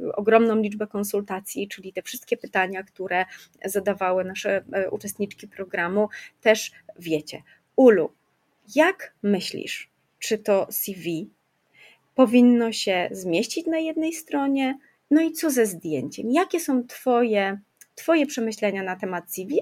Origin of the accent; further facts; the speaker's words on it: Kraków, Lesser Poland, Poland; ja jestem z Krakowa